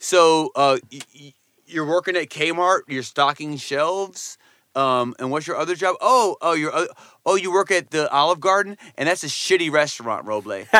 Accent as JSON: {"language": "English", "town": "Poughkeepsie", "region": "New York", "country": "United States", "tie": "born or raised there", "said": "my hometown"}